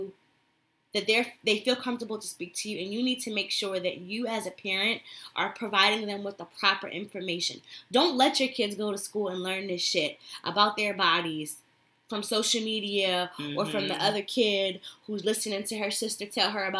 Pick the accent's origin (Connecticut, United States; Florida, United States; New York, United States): Connecticut, United States; where I grew up in Connecticut